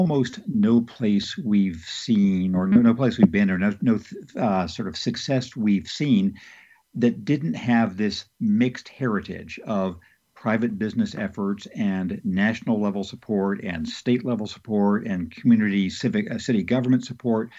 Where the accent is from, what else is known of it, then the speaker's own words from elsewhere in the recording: Redlands, California, United States; in Redlands, California, my hometown